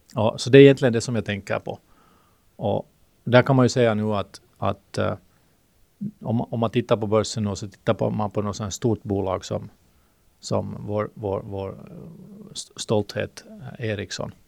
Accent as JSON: {"language": "Swedish", "country": "Finland", "accent": "Finland-Swedish", "first_language": "Swedish", "said": "det finns ju 300 000 finlandssvenskar i men vi pratar ju, om jag har förstått det rätt, så pratar vi en gammal, jättegammal svenska"}